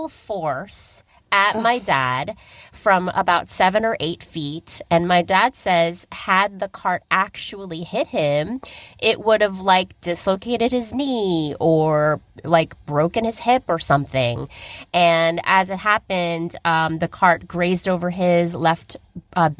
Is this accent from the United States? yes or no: yes; United States; we're American.